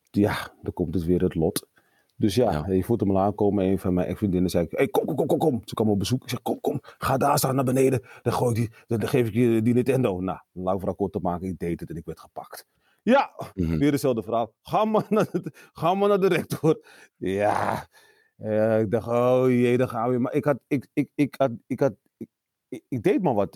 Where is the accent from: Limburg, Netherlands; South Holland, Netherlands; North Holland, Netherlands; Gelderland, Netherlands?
North Holland, Netherlands; Amsterdam; also born or lived in Suriname; opgegroeid in Amsterdam, Amsterdam Zuid